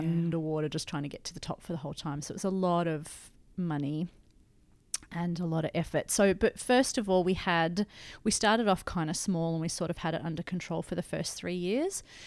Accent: Blue Mountains, New South Wales, Australia; I grew up in the Blue Mountains

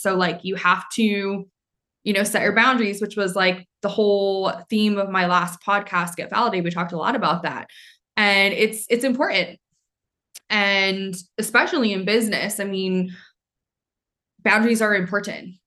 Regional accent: Maine, United States; moved away; I'm from Maine, so a lot of people wouldn't get the jokes.

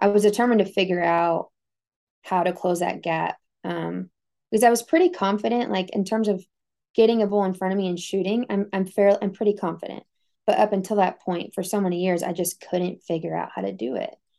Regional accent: Texas, United States; moved away as an adult; I came from Texas

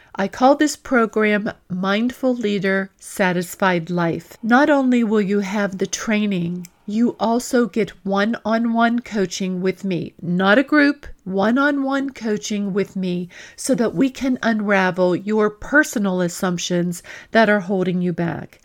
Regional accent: Pittsburgh, Pennsylvania, United States; growing up in Pittsburgh

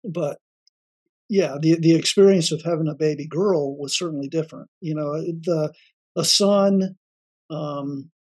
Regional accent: West Palm Beach, Florida, United States; also born or lived in Miami, Florida; I was born and raised in Florida. Was born in Miami, grew up in West Palm

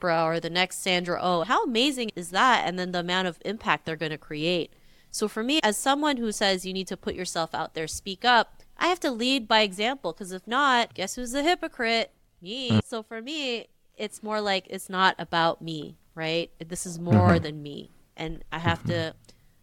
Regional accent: Toronto, Ontario, Canada; growing up in Toronto, I never saw anybody that looked like me

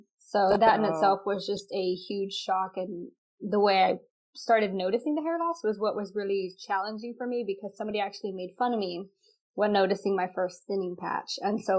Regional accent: Texas, United States; I'm 25 right now. Yes. I do live in Texas. I know I don't really sound like it, but I'm from Texas.

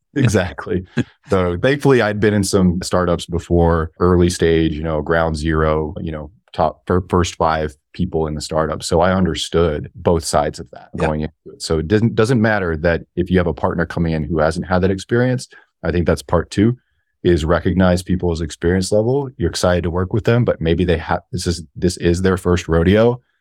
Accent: Alaska, United States; I grew up in Alaska

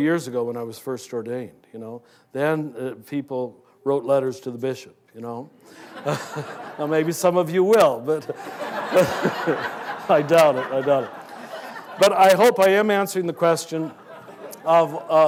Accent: Kansas, United States; I was raised in Kansas

